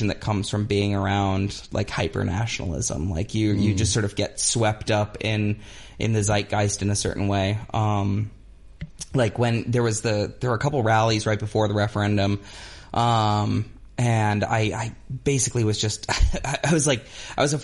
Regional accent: United States; moved away; also born or lived in Albania; I'm American

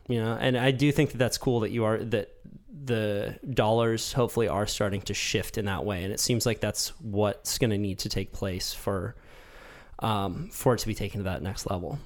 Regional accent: United States; as an American

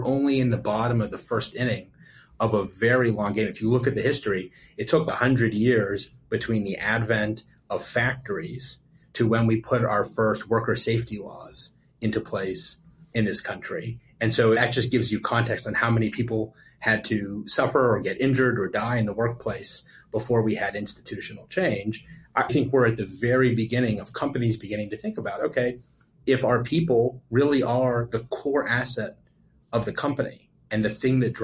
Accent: Pittsburgh, Pennsylvania, United States; I was born and raised in Pittsburgh. So I'm going to go back to my Pittsburgh roots

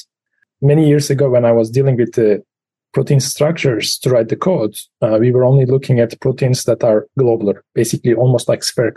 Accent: Turkey; moved away as an adult; also born or lived in Pittsburgh, United States / Los Alamos, United States / Germany; now in State College, United States; I was grown in Turkey until the age of 23.

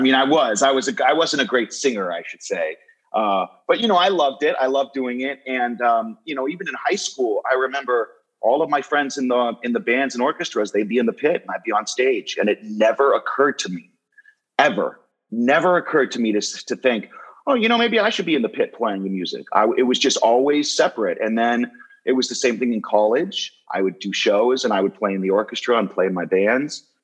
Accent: Los Angeles, California, United States; now in New Jersey, United States; I grew up in Los Angeles. I grew up in California

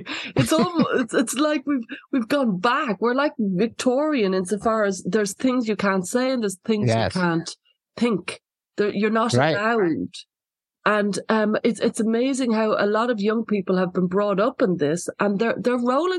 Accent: Ireland; I'm from Ireland, and Ireland suffered like for many, many years with the Troubles, which was, you know, an awful lot of people died, an awful lot of grief and distress, a lot of violence, a lot of death, and a lot of censorship. So I grew up with a lot of that.

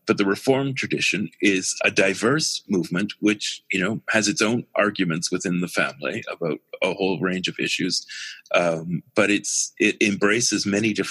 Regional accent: Winnipeg, Manitoba, Canada; moved away; also born or lived in Halifax, Nova Scotia; I have enormous affection for Winnipeg, because that's where I grew up

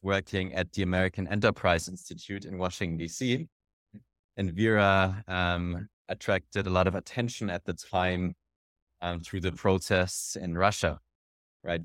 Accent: Germany; my background is an entrepreneur, I'm from Germany

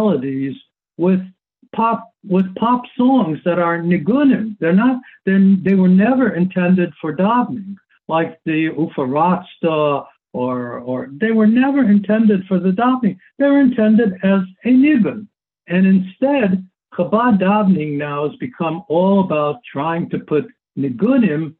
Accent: United States; as an American, and I guess I can call myself an American

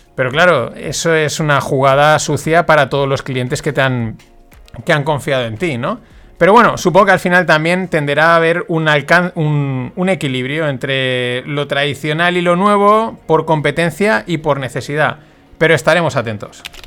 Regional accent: Valencian Community, Spain; yo como valenciano que soy, y ya sabéis que aquí pues la fiesta nos gusta mucho

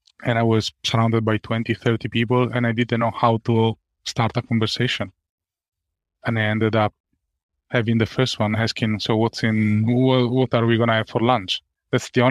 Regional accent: Italy; moved away as an adult; now in Ireland; And I come from Italy

